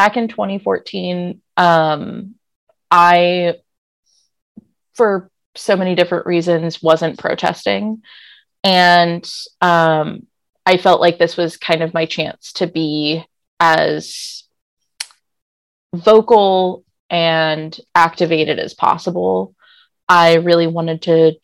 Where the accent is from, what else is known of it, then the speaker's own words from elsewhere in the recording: San Francisco, California, United States; now in Portland, United States; I'm from San Francisco